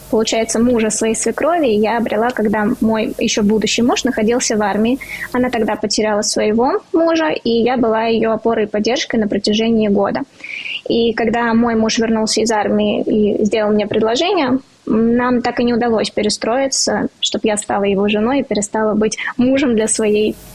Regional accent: Riga, Latvia; now in Moscow, Russia; Я из Риги, из Латвии. Четыре года я уже живу в Москве.

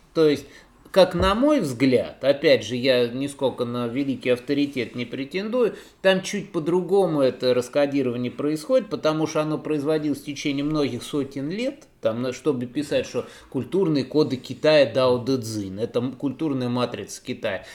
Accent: Voronezh, Voronezh Oblast, Russia; как уроженцу в Воронеже

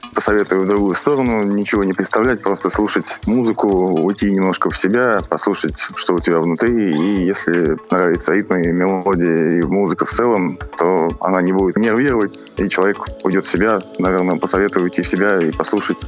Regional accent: Moscow, Russia; also born or lived in Cologne, Germany; родился в Кёльне и было всего лишь три года. А родители переехали сюда, в Москву, поэтому как бы здесь так я и живу с тех лет

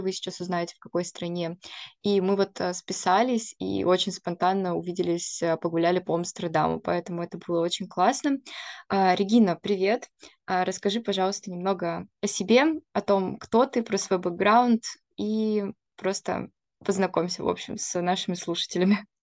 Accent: Irkutsk, Irkutsk Oblast, Russia; я просто сама из Иркутска

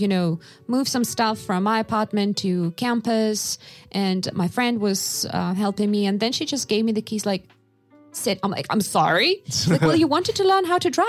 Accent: Novosibirsk, Novosibirsk Oblast, Russia; moved away as an adult; now in Massachusetts, United States; I'm from Russia.

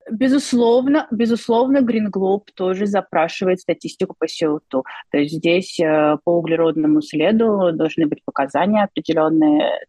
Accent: Saint Petersburg, Russia; Поскольку я сама из Петербурга, э, то постоянно, часто приезжая в Казань, я получаю невероятное удовольствие

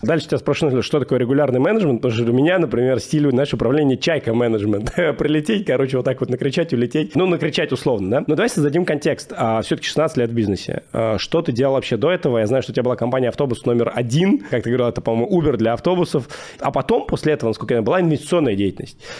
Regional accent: Moscow, Russia; я родом из Москвы, прям я родился в Москве.

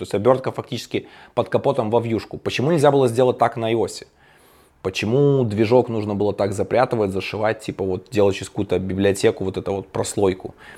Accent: Belarus; я ж белорус

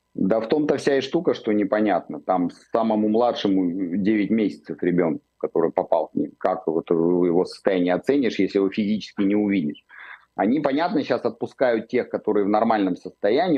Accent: Israel

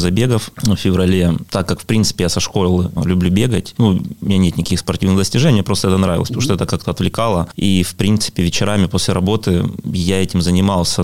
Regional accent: Pyatigorsk, Stavropol Krai, Russia; Я родился в Пятигорске, коренной пятигорчанин

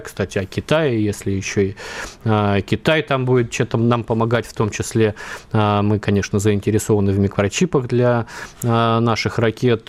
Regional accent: Vladivostok, Primorsky Krai, Russia; Я вырос в Владивостоке, вот все дело детства

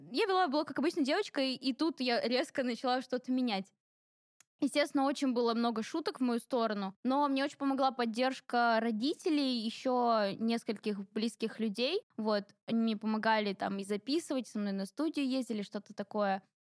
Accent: Ingushetia, Russia; Да, я из кавказской семьи, я ингушка, и у нас очень-очень-очень строгие традиции.

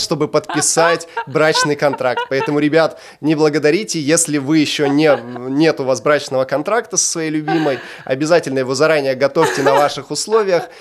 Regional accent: Chelyabinsk, Chelyabinsk Oblast, Russia; also born or lived in Argentina; Мы сами из Челябинска

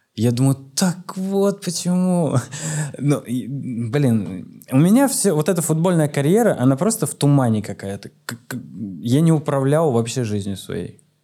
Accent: Omsk, Omsk Oblast, Russia; moved away; also born or lived in Saint Petersburg; я вернулся в Омск, в родной город Омск

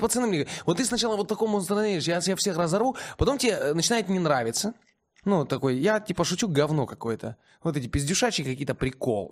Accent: Omsk, Omsk Oblast, Russia; в родном городе

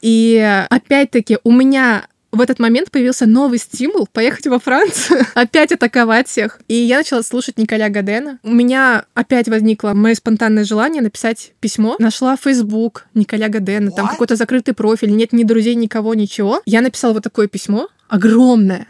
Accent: Kaliningrad, Kaliningrad Oblast, Russia; Я родилась с ощущением, что я хочу отсюда сбежать из Калининграда

